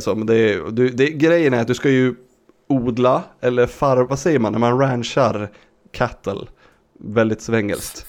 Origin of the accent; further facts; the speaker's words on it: Sweden; jag som svensk